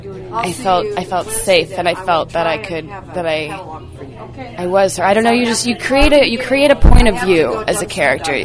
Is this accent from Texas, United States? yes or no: no; Bay Area, California, United States; I'm, I'm from the Bay Area